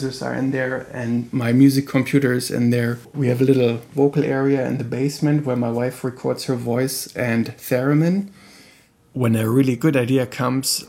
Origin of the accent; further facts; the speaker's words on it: Hamburg, Germany; I grew up in Hamburg, Germany, which has a huge trade port